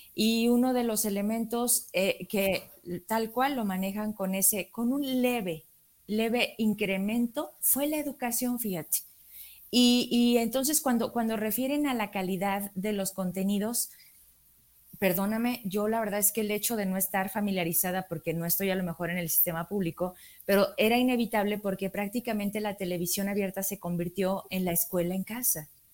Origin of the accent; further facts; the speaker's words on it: Zacatecas, Mexico; yo como mexicana, zacatecana